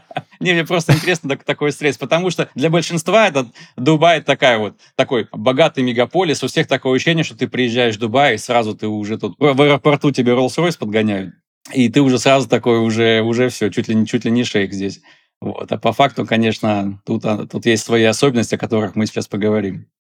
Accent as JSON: {"language": "Russian", "town": "Tyumen", "region": "Tyumen Oblast", "country": "Russia", "moved": "as an adult", "lives_now": "Dubai, United Arab Emirates", "said": "Я сам из Тюмени, то есть у меня за плечами 10 лет э, работы фотографом э, в Тюмени"}